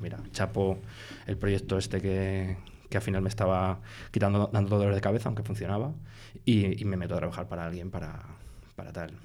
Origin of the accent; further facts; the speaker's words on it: Iniesta, Castilla-La Mancha, Spain; moved away as an adult; now in Madrid, Spain; en mi pueblo en, en Iniesta en, Cuenca de, de, pequeño